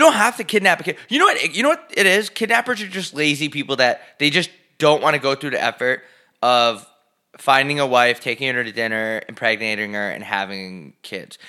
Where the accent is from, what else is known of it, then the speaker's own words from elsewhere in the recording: United States; now in Scottsdale, United States; I'm fucking from New York.